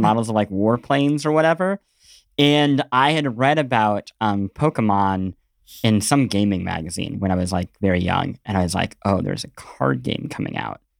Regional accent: Midwest, United States; growing up in the Midwest

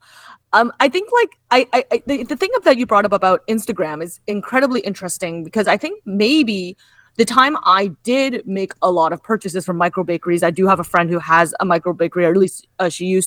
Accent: Kitchener, Ontario, Canada; now in Toronto, Canada; Kitchener-Waterloo, which is actually notably also my hometown

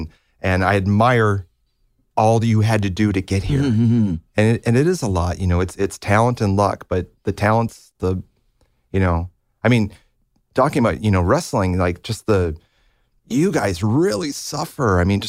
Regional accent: Libertyville, Illinois, United States; Yeah, I grew up in Libertyville, which is about 30, 40 minutes north of Chicago.

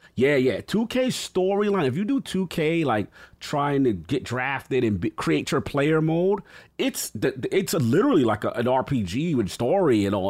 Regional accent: New York, United States; as a New Yorker

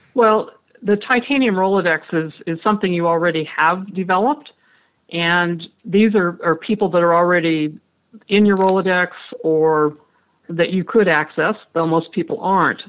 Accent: Franklin, Idaho, United States; I grew up in Franklin, Idaho, population 600

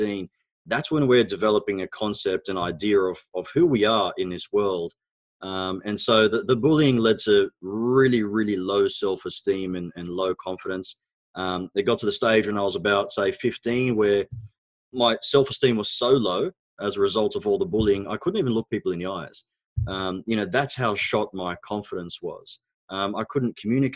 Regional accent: Australia; first language Arabic; English is a second language; also born or lived in Egypt; So I was actually born in Egypt. My background is Egyptian. Both my parents are Egyptian, of course. We immigrated to Australia when I was about 4 years old. And when I arrived in Australia, I actually couldn't speak a word of English. I knew Arabic

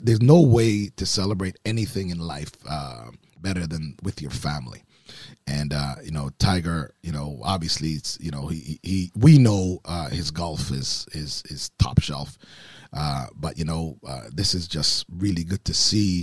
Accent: Oakville, Ontario, Canada; moved away as an adult; also born or lived in Baton Rouge, Louisiana; growing up in Oakville

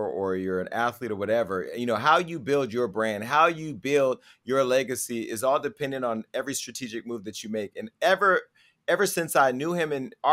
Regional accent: Stockton, California, United States; I grew up in Stockton, California

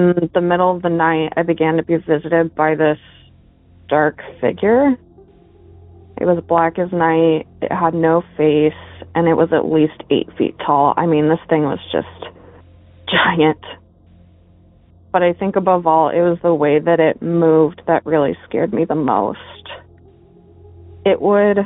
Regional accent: Arizona, United States; I grew up in Arizona.

